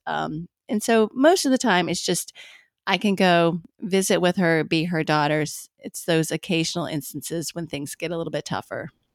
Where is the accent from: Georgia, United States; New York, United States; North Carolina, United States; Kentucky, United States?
Kentucky, United States; Bowling Green; moved away as an adult; in Bowling Green, Kentucky, which is actually where I live now